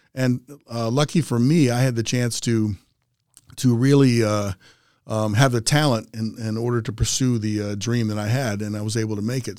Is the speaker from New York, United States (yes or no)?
no; Aberdeen, Maryland, United States; I grew up a kid in Aberdeen, which is about thirty miles outside of Baltimore, up ninety-five